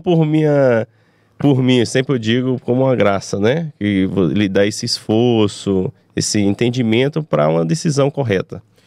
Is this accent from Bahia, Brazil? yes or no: no; Teresina, Piauí, Brazil; also born or lived in Belo Horizonte, Minas Gerais; Nasci aqui em Teresina